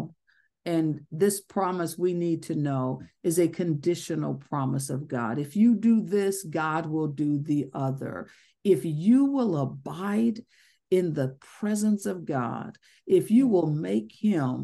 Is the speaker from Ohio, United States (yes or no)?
yes; Ohio, United States; moved away as an adult; now in Georgia, United States; I'm from Ohio. We had tornadoes. I'm now in Georgia.